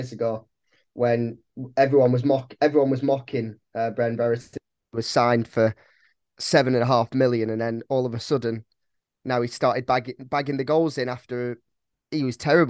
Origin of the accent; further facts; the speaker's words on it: Blackburn, North West England, United Kingdom; also born or lived in Whalley / Clitheroe; now in Bath, United Kingdom; I was born in Blackburn Hospital